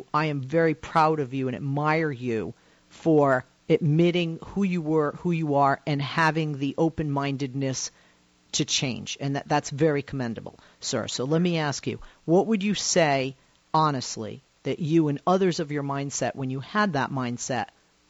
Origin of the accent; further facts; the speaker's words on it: Boston, Massachusetts, United States; I grew up in Boston